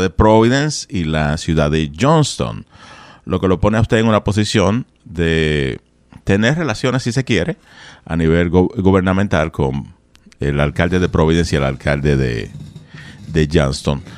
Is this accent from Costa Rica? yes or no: no; Dominican Republic; Yo soy de República Dominicana